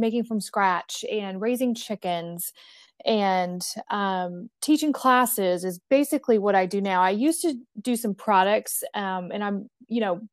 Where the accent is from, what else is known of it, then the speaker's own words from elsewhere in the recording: East Tennessee, United States; I grew up in East Tennessee